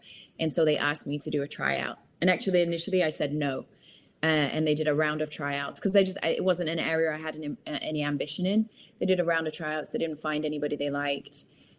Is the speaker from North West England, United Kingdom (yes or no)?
yes; Manchester, North West England, United Kingdom; So I grew up in Manchester. Once I'd finished high school in Manchester, I then moved to, I really wanted to do languages at university.